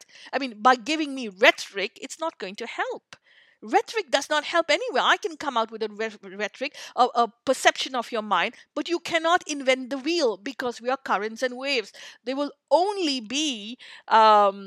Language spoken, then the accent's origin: English; India; I grew up in India